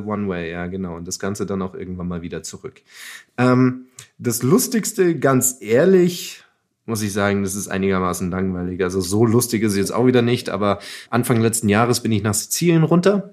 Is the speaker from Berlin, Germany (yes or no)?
no; Munich, Bavaria, Germany; ich komme aus München